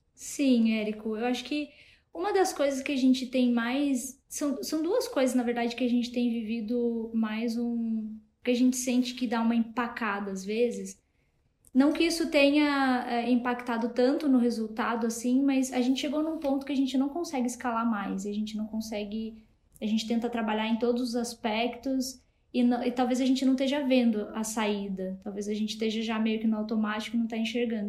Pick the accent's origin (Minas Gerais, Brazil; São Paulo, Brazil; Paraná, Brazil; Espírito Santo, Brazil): Paraná, Brazil; Matinhos; now in Curitiba, Brazil; eu nem sou daqui de Curitiba, eu sou de uma cidade pequena aqui do litoral do Paraná, que é Matinhos o nome